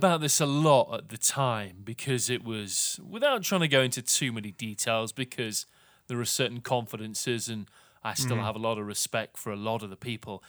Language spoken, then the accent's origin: English; United Kingdom; But for me, as a Brit who was brought in specifically by the organization from somewhere 4,500 miles away